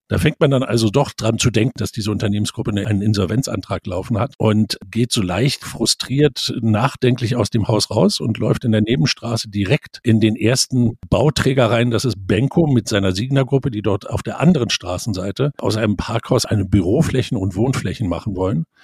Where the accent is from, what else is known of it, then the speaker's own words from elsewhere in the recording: Berlin, Germany; ich war vor wenigen Tagen in meiner Heimatstadt Berlin und war hoffentlich nicht zum letzten Mal im KDW.